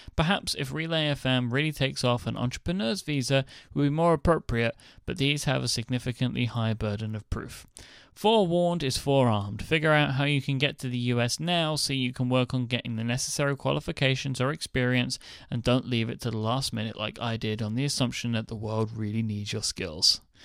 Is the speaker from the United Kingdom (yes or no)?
yes; United Kingdom; I am delightfully British